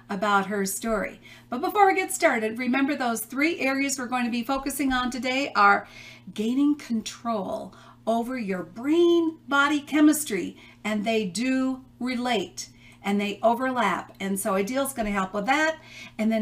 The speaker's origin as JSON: {"language": "English", "town": "Chicago", "region": "Illinois", "country": "United States", "moved": "yes", "said": "I'm from the Chicago area originally"}